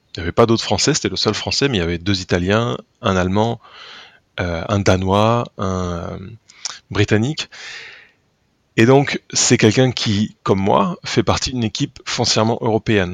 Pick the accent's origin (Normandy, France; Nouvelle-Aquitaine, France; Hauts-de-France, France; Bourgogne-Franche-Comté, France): Nouvelle-Aquitaine, France; Tulle; J'y suis né déjà je suis né à Tulle en 1982